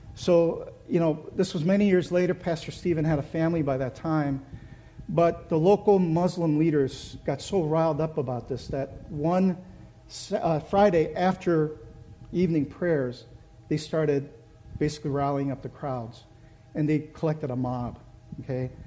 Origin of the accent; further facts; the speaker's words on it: Brazil; also born or lived in Korea; now in United States; So, in order to seek a better life, my parents moved, moved our family to Brazil. So I grew up in Brazil.